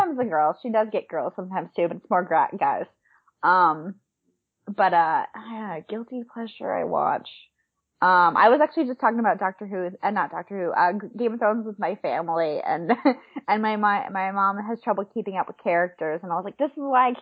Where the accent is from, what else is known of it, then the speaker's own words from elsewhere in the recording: New York, United States; moved away as an adult; now in Los Angeles, United States; I'm from New York, so I was very close to Jersey